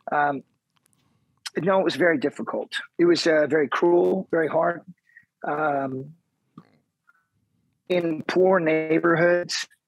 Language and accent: English; Kansas City, Missouri, United States; born there; I, I was born in Kansas City, Missouri, which is in the center of our big country.